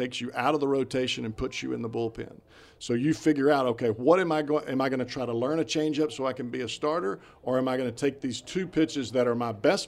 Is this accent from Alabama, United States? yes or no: yes; Alabama, United States; I'm from Alabama